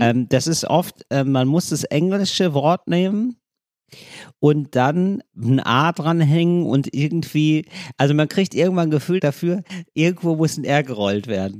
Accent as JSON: {"language": "German", "country": "Germany", "accent": "German", "said": "mit meinem deutschen Akzent"}